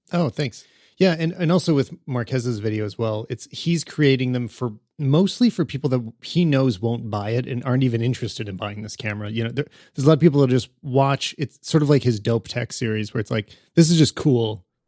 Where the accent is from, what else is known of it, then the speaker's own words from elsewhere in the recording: Canada; as a Canadian